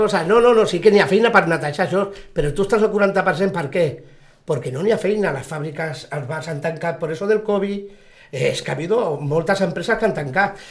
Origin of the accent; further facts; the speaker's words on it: L'Hospitalet de Llobregat, Catalonia, Spain; now in Sitges, Spain; Encara no sigui que soc d'Hospitalet, soc un nou vingut o un fill adoptat